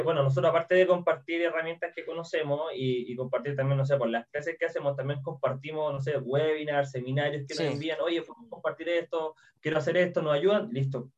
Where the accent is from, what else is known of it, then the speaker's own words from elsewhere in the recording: Chile; accent: Chilean; como soy chileno y hablamos un poco extraño